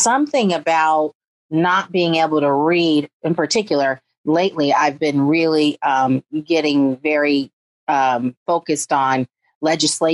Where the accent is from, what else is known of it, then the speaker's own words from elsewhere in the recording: San Francisco Bay Area, California, United States; I grew up very impoverished in the San Francisco Bay Area